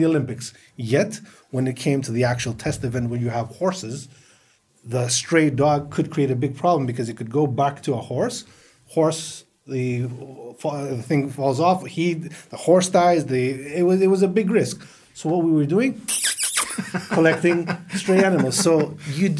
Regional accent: Athens, Attica, Greece; moved away as an adult; also born or lived in United States; now in Qatar; I'm a Greek-American, born in the States, grew up in Greece

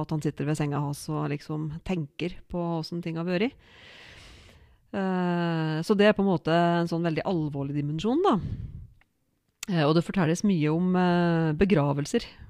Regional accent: Odalen, Innlandet, Norway; jeg er fra Odalen og bor i Odalen

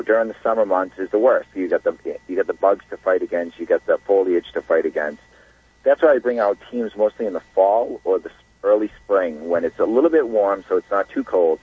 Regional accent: Massachusetts, United States; I grew up right outside of the Bridgewater Triangle

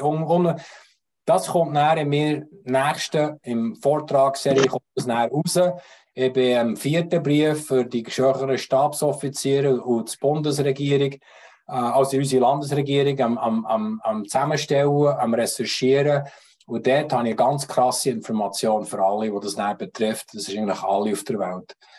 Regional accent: Switzerland; Auch wir als Schweizer, als Hel Helvetier, wir als Eidgenossen

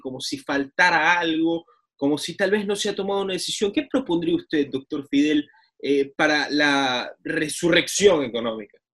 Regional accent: Ecuador; como ecuatorianos

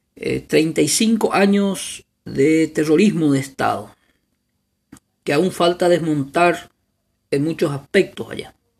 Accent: Paraguay; como paraguayos y paraguayas

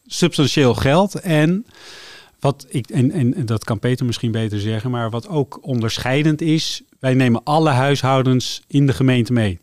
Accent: Amsterdam, North Holland, Netherlands; moved away as an adult; now in Laren, Netherlands; ik kom uit Amsterdam

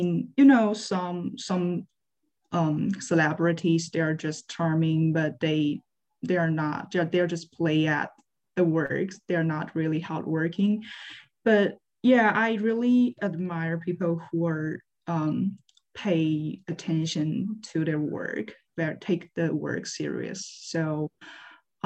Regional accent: Liaoning, China; English is a second language; moved away as an adult; now in Savannah, United States; I'm from Liaoning Province, China.

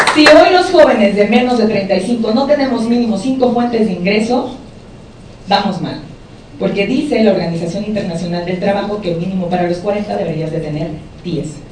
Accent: Mexico; En mi país, cuando yo estudié, el semestre costaba 60 mil pesos mexicanos

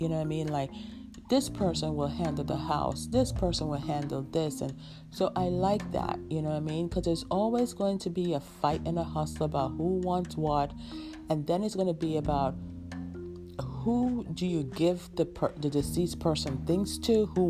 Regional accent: New York, United States; I have a friend that we grew up with in New York

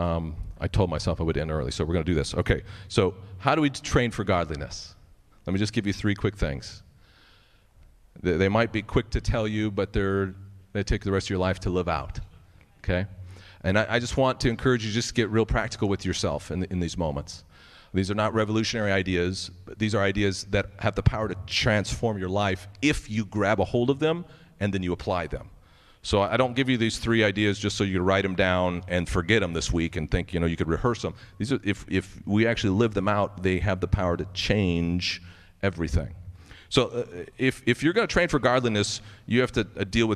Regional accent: United States; as American Christians

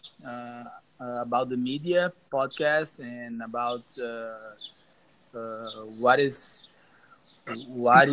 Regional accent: South Region, Brazil; English is a second language; I'm from Brazil

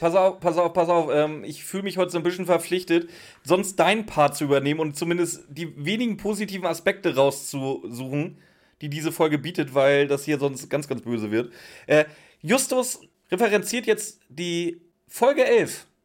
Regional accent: Northern Germany, Germany; first language German; now in Swabian Jura, Germany; Ich bin ja Norddeutscher, wie ihr vielleicht schon ein, zwei Mal gehört habt. und ich bin ja hier in, in Schwabenländle gezogen, auf die Schwäbische Alb

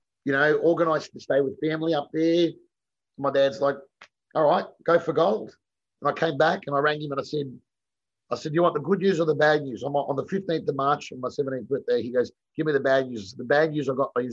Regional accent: Melbourne, Victoria, Australia; moved away as an adult; also born or lived in Sydney; So I'd grown up with Bo in Essendon. We were all from the wrong side of the Yarra. So we grew up in Essendon

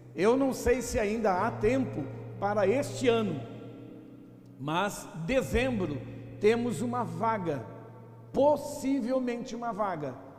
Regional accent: São Paulo, Brazil; moved away as an adult; also born or lived in Alagoas / Northeast Brazil; eu sou alagoano, nasci lá em Alagoas, vim pequeno para São Paulo e depois, já de vinte e poucos anos, voltei para trabalhar no Nordeste

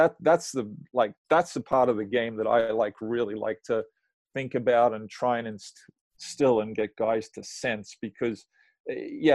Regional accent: Australia; moved away as an adult; now in United States; I got to play for my country. I played the majority of my career in my home country. So when I got done, I tried to make coaching work at home, but I had to come to the US.

